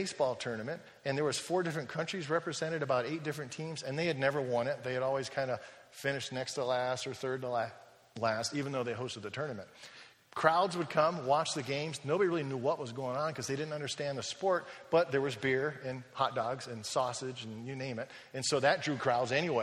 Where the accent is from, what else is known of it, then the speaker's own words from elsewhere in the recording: United States; moved away as an adult; now in Germany; I'm an American